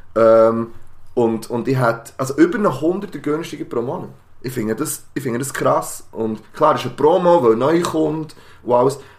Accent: Switzerland; Wir sind aus der Schweiz

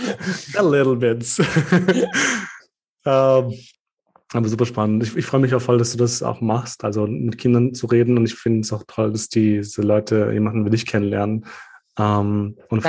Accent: Kosovo; now in Austria; als Albaner aus dem Kosovo

